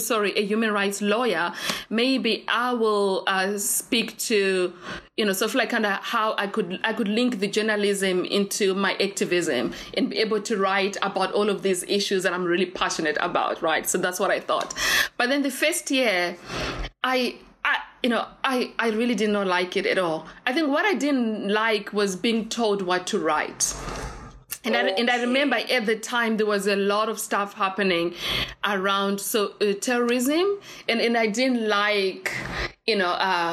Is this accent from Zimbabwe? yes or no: yes; Zimbabwe; English is a second language; also born or lived in United Kingdom; now in Cape Town, South Africa; I am, you know, refugee. I'm Zimbabwean. English is my second language